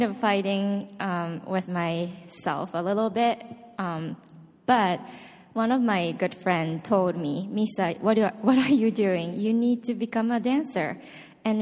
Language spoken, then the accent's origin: English; Osaka, Japan; moved away; I am from Osaka, Japan, and I started taking ballet classes at age 7.